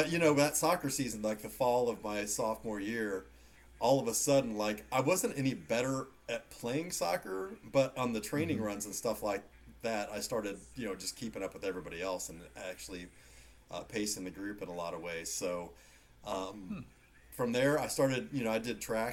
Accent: Raytown, Missouri, United States; I grew up in kind of the Raytown area

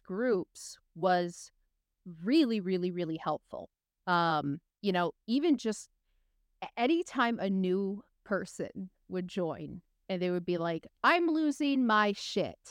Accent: West Michigan, United States; I grew up in West Michigan where you have a huge Dutch population

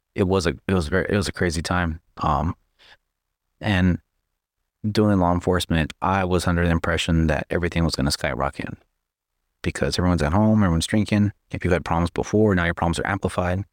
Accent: Texas, United States; moved away; I'm from Texas.

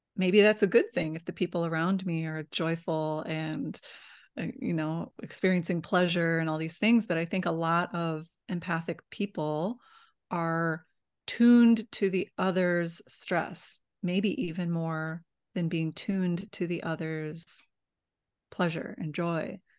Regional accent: Midwest, United States; I grew up in the Midwest, in the United States

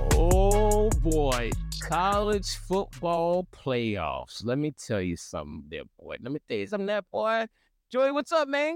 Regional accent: Arizona, United States; my hometown team, Arizona

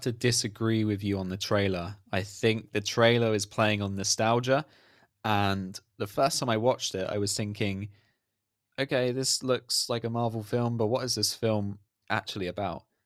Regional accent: United Kingdom; I'm British

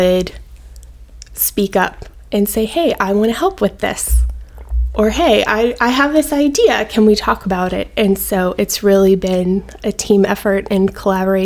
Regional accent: Louisiana, United States; moved away as an adult; also born or lived in Baton Rouge, Louisiana / Mandeville, Louisiana / Alabama; So I am from Louisiana. I was born in Baton Rouge, and I lived there until I was about 11. And then my parents got divorced, and I moved with my sister and I moved with my mom to Mandeville

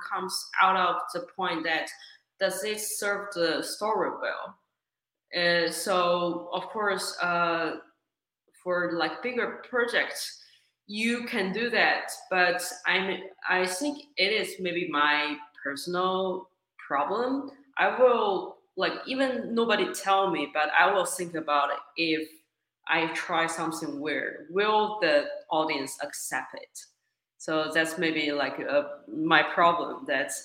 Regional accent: China; moved away as an adult; also born or lived in Australia; now in Los Angeles, United States; originally I'm from China. So I was born in China and I went to Australia for, like I said, undergrad study

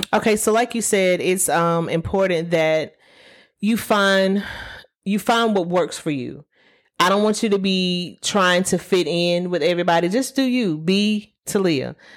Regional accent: Alabama, United States; I'm from Alabama. We took Alabama history

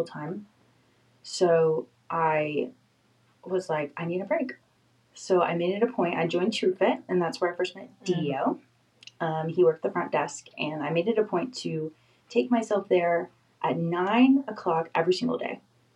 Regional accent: Florida, United States; moved away as an adult; I'm from Florida

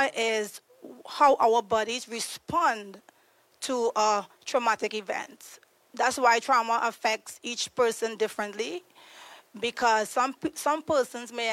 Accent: Trinidad & Tobago; moved away as an adult; now in United States; I'm originally from Trinidad and Tobago. I moved to the U.S. 8 years ago.

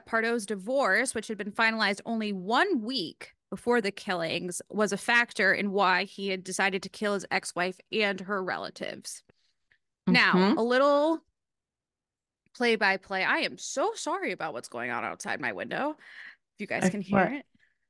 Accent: Rhode Island, United States; I'm from Rhode Island.

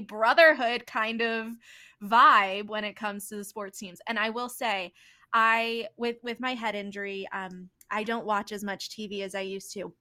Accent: Philadelphia, Pennsylvania, United States; I'm born and raised in the Philly-ish

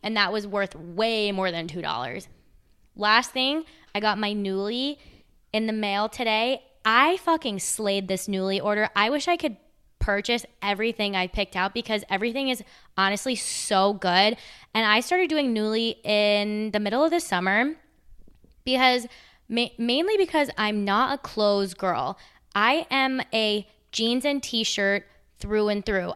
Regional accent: United States; also born or lived in Charlotte, North Carolina; I'm American

